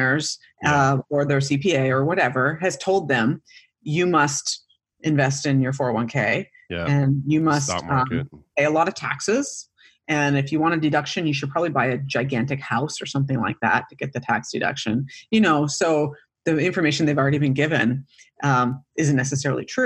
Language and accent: English; Canada; moved away as an adult; I grew up in Canada